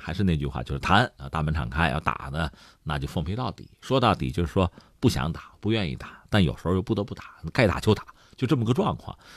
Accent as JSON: {"language": "Chinese", "country": "China", "said": "对我们中国人来讲"}